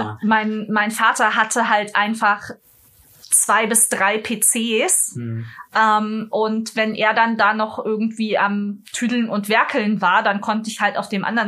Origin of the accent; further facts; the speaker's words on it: Munich, Bavaria, Germany; Ich komme aus München.